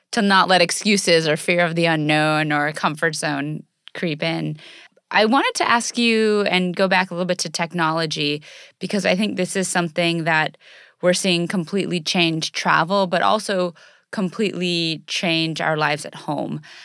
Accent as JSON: {"language": "English", "country": "United States", "tie": "born or raised there", "said": "growing up in the United States, and especially growing up as an athlete in the United States"}